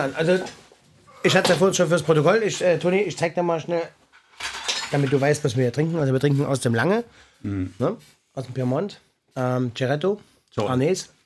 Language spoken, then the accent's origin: German; East Germany, Germany; ich komme aus dem Osten